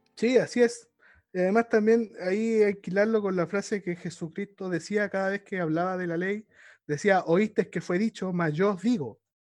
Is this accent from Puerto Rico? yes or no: no; Chile; somos chilenos